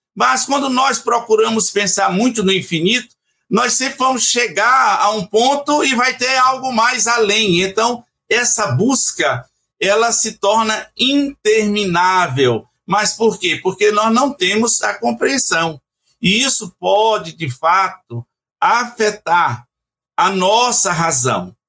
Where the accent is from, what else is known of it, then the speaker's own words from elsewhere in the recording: Ceará, Brazil; lá do Ceará, que é a minha terra